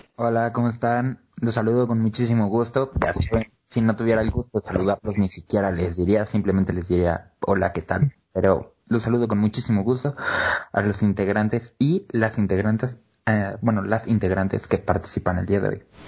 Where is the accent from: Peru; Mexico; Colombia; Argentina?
Mexico; queremos como mexicanos